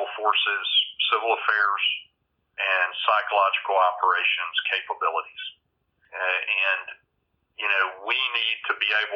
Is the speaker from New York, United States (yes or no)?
no; just outside of Birmingham, Alabama, United States; also born or lived in Lubbock, Texas; now in North Carolina, United States; I grew up in, I grew up in Alabama, just outside of Birmingham